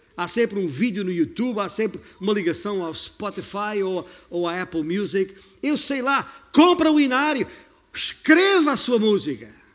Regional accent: Beja, Alentejo, Portugal; moved away; eu já saí de Beja há muitos anos

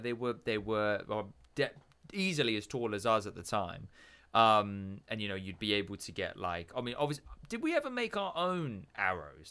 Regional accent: England, United Kingdom; moved away; being the English kid

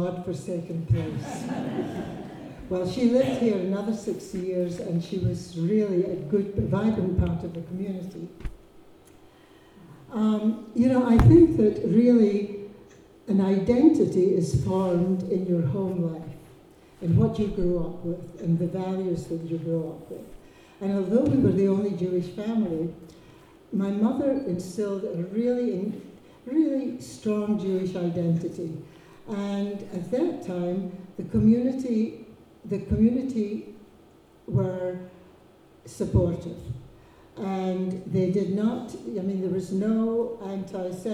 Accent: Lerwick, Scotland, United Kingdom; I grew up in Lerwick, and I can speak Shetland without a bear seal. I really had a wonderful childhood

